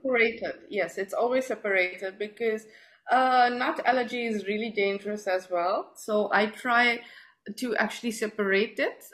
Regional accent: South Africa; moved away as an adult; now in Dubai, United Arab Emirates; I'm from South Africa. I've uh, been in Dubai for the past four years now

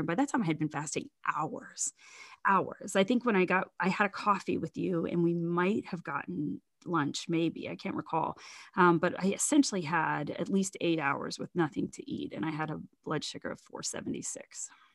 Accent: Zanesville, Ohio, United States; also born or lived in Fort Worth, Texas / Columbus, Ohio / Gambier, Ohio; about sixty miles from my hometown of Zanesville

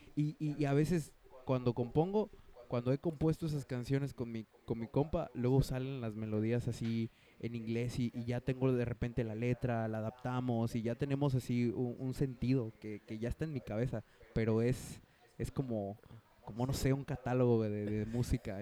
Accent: Mexico; somos mexicanos

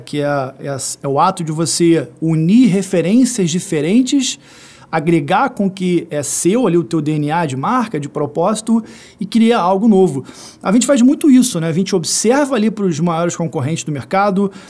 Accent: Rio de Janeiro, Brazil; eu que sou do Rio de Janeiro

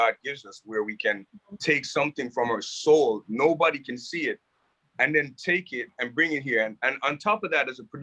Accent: Jamaica; moved away; also born or lived in Toronto, Canada; I grew up in Jamaica playing soccer

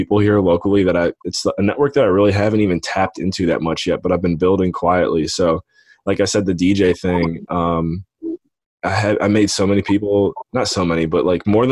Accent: Painesville, Ohio, United States; I grew up on Lake Erie, Painesville, Ohio

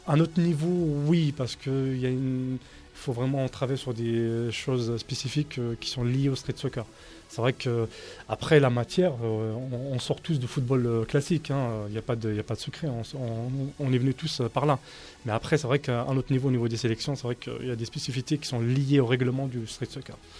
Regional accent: Paris, Île-de-France, France; je suis parisien de naissance, algérien

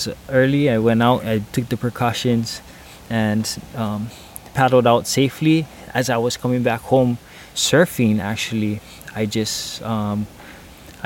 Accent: Hawaii, United States; I'm from Hawaii

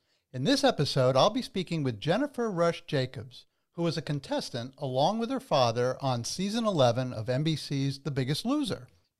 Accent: New Jersey, United States; I'm a Jersey born and bred as well.

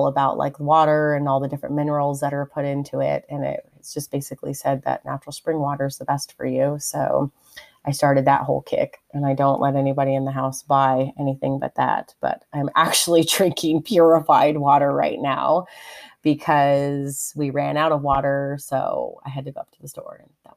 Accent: California, United States; also born or lived in Texas; I'm from California. We don't have snow days ever

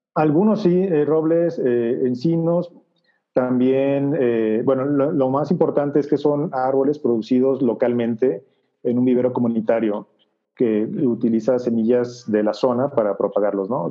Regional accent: Guadalajara, Jalisco, Mexico; moved away as an adult; soy de Guadalajara

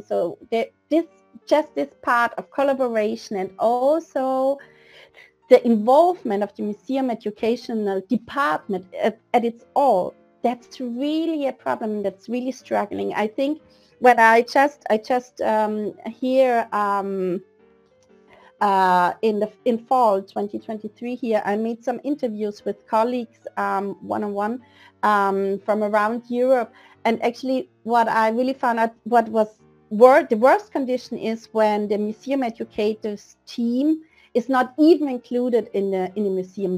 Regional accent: Vienna, Austria; moved away as an adult; now in Denmark; I'm original from Vienna, Austria, where I lived um, just until seven years ago

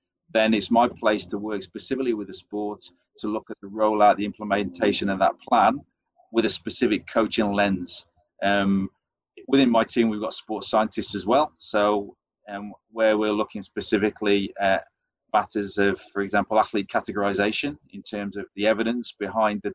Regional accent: England, United Kingdom; accent: English; as you tell from my accent, I'm English

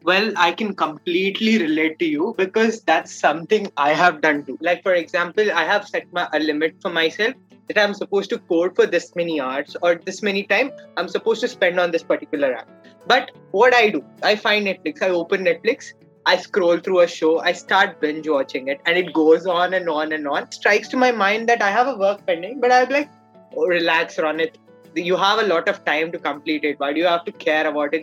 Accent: Karnataka, India; I'm from Karnataka, India

